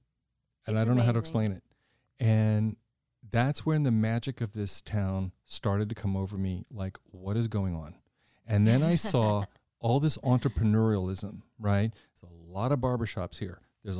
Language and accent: English; Washington, United States; I come from Washington. This is expensive.